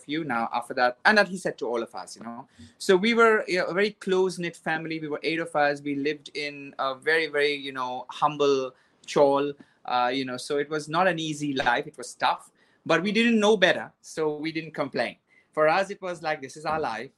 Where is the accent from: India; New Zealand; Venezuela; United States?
India; Mumbai, Maharashtra; I was born in Mumbai